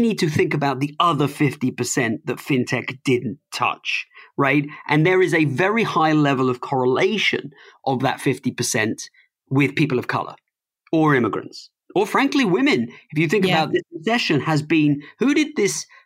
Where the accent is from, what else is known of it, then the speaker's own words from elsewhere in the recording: United Kingdom; accent: plummy British; now in United States; I'm an immigrant. Uh, I've lived in America longer than I've lived anywhere else, but I never lost um, my plummy British accent